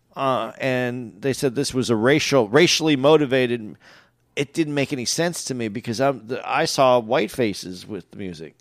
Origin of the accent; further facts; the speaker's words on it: West Coast, United States; I grew up on the West